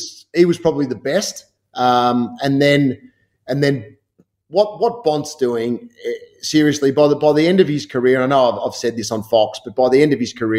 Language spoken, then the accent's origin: English; Hoppers Crossing, Victoria, Australia; when I was growing up in Hoppers Crossing, Noel worked at Mossfield Primary